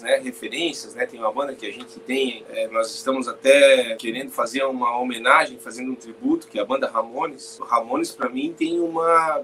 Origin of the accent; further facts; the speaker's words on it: Balneário Camboriú, Santa Catarina, Brazil; nós somos de Balneário Camboriú